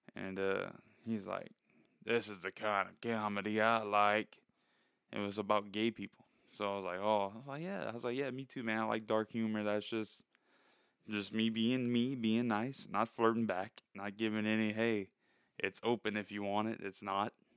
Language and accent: English; South Louisiana, United States; I'm nobody from South Louisiana